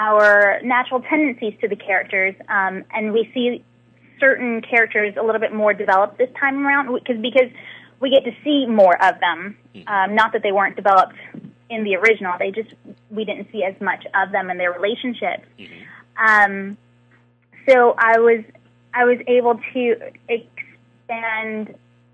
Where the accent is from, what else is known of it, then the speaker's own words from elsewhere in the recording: Atlanta, Georgia, United States; I am born and raised in Atlanta